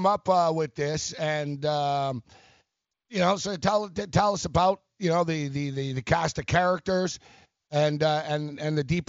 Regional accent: Montreal, Quebec, Canada; Growing up, I grew up in Montreal

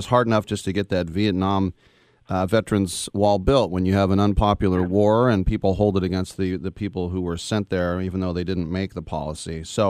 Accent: Berkeley, California, United States; also born or lived in Oakland; now in San Francisco, United States; I grew up in Berkeley.

